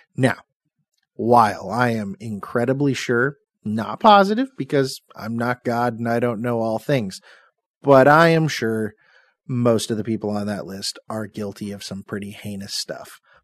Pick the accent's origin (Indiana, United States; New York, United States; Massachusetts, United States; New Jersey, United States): Indiana, United States; Seymour; I'm from Seymour, Indiana